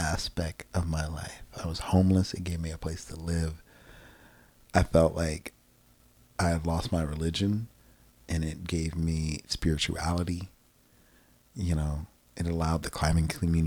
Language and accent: English; Manassas, Virginia, United States; now in Texas, United States; I grew up in this beautiful place called Manassas, Virginia